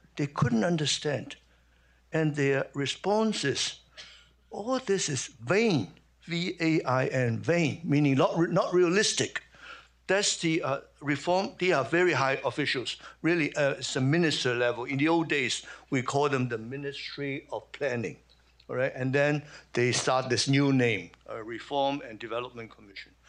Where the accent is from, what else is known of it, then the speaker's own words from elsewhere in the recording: Shanghai, China; moved away; also born or lived in Hong Kong; I was born in Shanghai